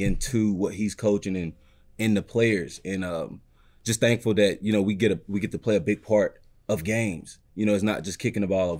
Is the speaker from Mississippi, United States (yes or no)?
yes; Mississippi, United States; now in Detroit, United States; I'm from Mississippi